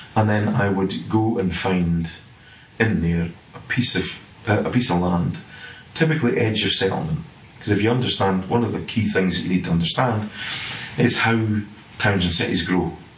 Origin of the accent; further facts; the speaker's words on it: Scotland, United Kingdom; moved away as an adult; now in England; You'll gather from my accent, I'm not sort of from Englandshire. I'm from up in Scotland.